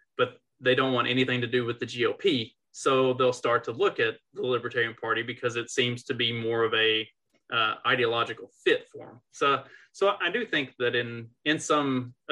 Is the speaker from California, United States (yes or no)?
no; Kentucky, United States; moved away; I'm originally from Kentucky